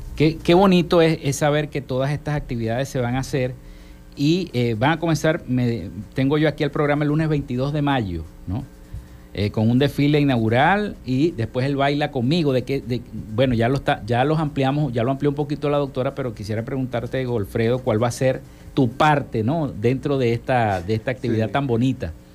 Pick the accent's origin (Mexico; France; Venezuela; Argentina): Venezuela; Zulia; estamos viviendo los zulianos